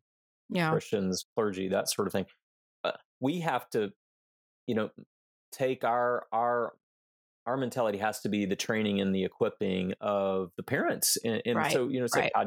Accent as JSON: {"language": "English", "town": "Houston", "region": "Texas", "country": "United States", "tie": "born or raised there", "said": "We grew up in Houston"}